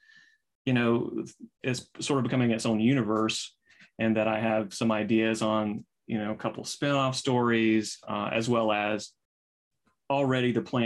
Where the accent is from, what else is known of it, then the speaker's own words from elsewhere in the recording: the South, United States; I'm from the South